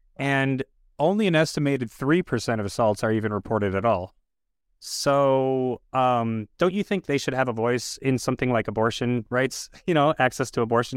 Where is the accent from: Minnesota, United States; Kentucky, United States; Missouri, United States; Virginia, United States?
Minnesota, United States; Minneapolis; I grew up in South Minneapolis in the general area of what is now, uh, George Floyd Square